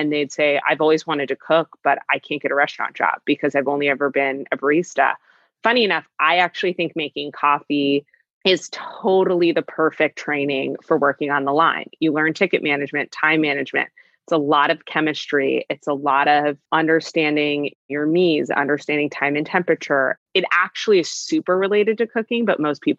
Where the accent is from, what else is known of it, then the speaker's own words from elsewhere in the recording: California, United States; I grew up in California